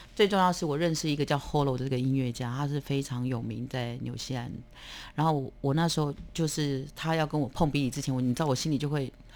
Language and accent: Chinese; Taiwan; 我来自台湾